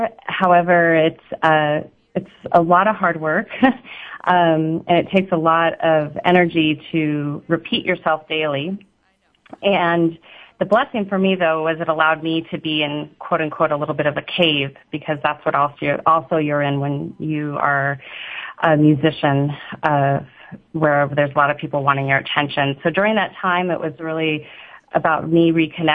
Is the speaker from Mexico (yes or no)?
no; Tucson, Arizona, United States; also born or lived in Hawaii / Scottsdale, Arizona; I was born in Hawaii and then was transplanted to Tucson, Arizona, and went to high school in part of junior high in Scottsdale, Arizona.